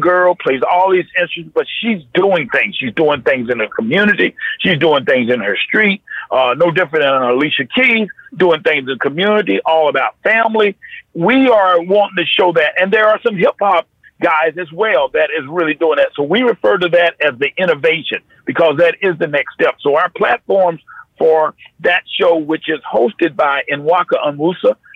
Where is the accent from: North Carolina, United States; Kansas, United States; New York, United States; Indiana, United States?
North Carolina, United States; I grew up in North Carolina